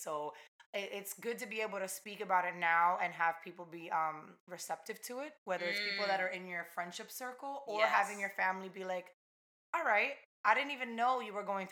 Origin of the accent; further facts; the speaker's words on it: East Hanover, New Jersey, United States; first language Spanish; English is a second language; also born or lived in North Bergen, New Jersey / Weehawken, New Jersey / Pennsylvania; I moved to East Hanover, predominantly white Italian town, when I was 5. And I lived there until I moved out of the house like 3 years ago